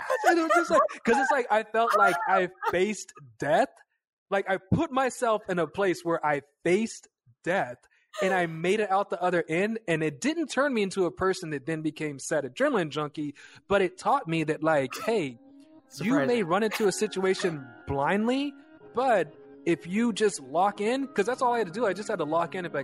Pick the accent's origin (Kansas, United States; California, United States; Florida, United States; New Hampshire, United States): Kansas, United States; We're just like kids from Kansas